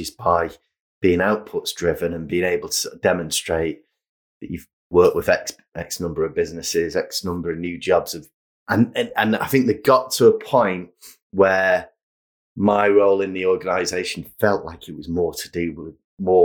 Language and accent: English; Manchester, North West England, United Kingdom; growing up in Manchester and being surrounded by music and design and cool stuff going on